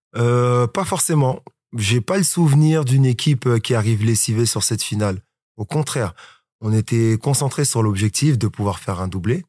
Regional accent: Colombes, Île-de-France, France; je suis originaire de Colombe, donc de la banlieue

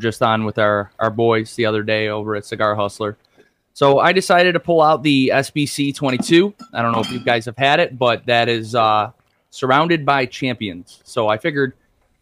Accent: Buffalo, New York, United States; I'm from Buffalo, New York.

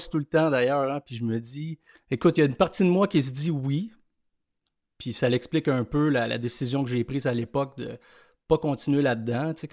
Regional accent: Montreal, Quebec, Canada; also born or lived in Lanaudière; Je suis né à Montréal, euh, écoute, au milieu des années 70. Euh, aujourd'hui, j'ai une famille, je reste toujours dans, la région de Montréal.

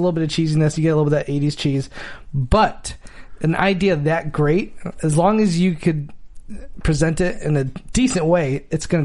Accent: East Coast, United States; now in Los Angeles, United States; I grew up in the East Coast

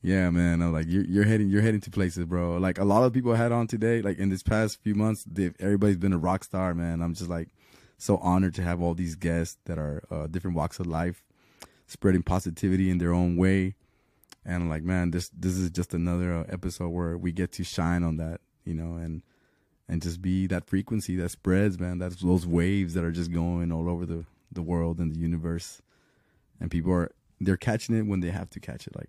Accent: Laredo, Texas, United States; also born or lived in Chicago, Illinois / Houston, Texas; I lived in Chicago until I was six, and then we moved to Laredo

